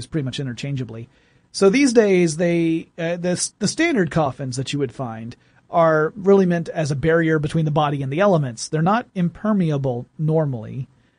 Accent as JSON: {"language": "English", "region": "small town in Georgia", "country": "United States", "tie": "born or raised there", "said": "the big one in my hometown, the Strickland Funeral Home"}